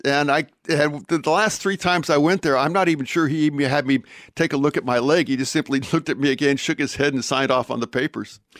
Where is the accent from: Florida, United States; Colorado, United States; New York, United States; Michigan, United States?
Colorado, United States; Pueblo; moved away; I was born in Colorado, and I was born in a relatively small town, the town of Pueblo